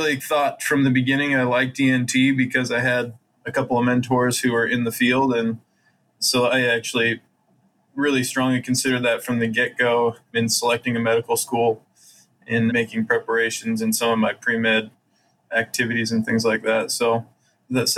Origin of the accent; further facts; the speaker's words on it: Utah, United States; moved away as an adult; also born or lived in Columbus, Ohio / Iowa; I grew up in Utah, have lots of siblings